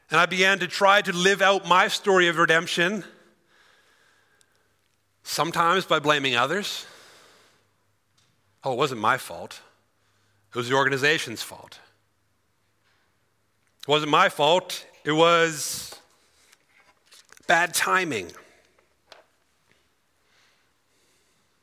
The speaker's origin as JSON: {"language": "English", "town": "Cochrane", "region": "Alberta", "country": "Canada", "said": "I'm from Cochrane originally"}